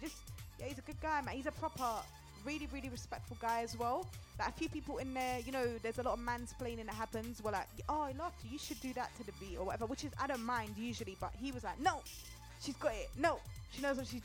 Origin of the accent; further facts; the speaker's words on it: London, United Kingdom; I grew up in Upton Park to start with. And we didn't have no money, you know, we came here very poor